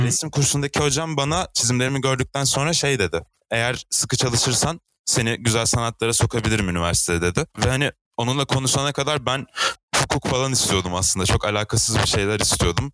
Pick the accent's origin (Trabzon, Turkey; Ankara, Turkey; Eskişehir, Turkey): Eskişehir, Turkey; Eskişehir'de 1999 yılında doğdum. Çocukluğumdan beri burada yaşıyorum.